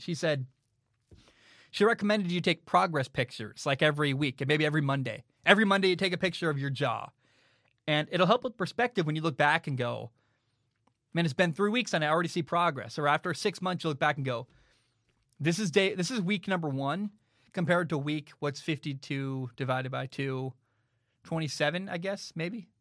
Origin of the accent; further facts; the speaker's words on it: Portland, Oregon, United States; moved away as an adult; now in Hawaii, United States; I grew up in Portland, but it the city has really changed from when I grew up